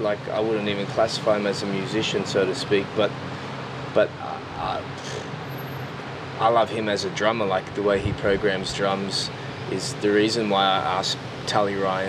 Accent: Newcastle, North East England, United Kingdom; also born or lived in London; But other than that, I'm born and raised in Newcastle.

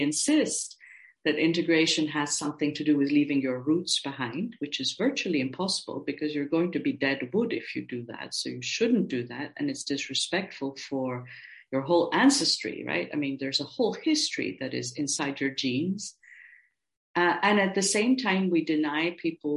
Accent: India; now in Austria; I'm an Indian-born Austrian citizen

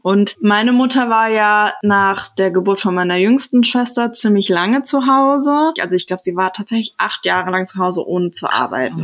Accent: Frankfurt, Hesse, Germany; now in Berlin, Germany; Ich komme ja selber aus Frankfurt, also aus Hessen

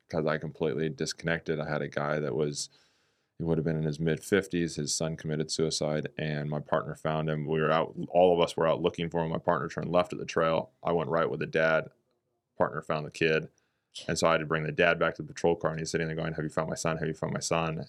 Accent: Redding, California, United States; moved away; also born or lived in New Zealand; I'm from Redding, California

